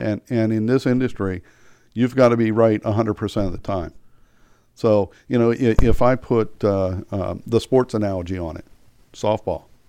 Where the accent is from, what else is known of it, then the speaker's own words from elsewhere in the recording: York, Pennsylvania, United States; moved away as an adult; now in Frederick, United States; I grew up in York, Pennsylvania